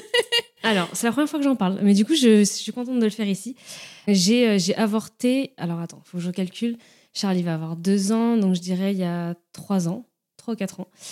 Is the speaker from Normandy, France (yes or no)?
no; Nantes, Pays de la Loire, France; moved away as an adult; now in Rennes, France; je viens de Nantes, je suis à Rennes depuis 3-4